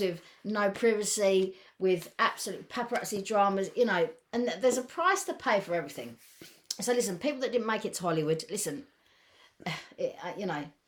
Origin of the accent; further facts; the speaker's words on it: England, United Kingdom; we're English